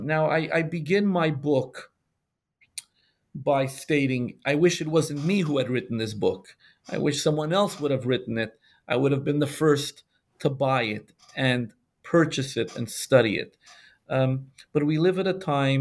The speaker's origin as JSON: {"language": "English", "town": "Montreal", "region": "Quebec", "country": "Canada", "tie": "born or raised there", "also_born_or_lived": "Morocco", "said": "I'm a Sephardic Jew born in Morocco. I grew up in Montreal"}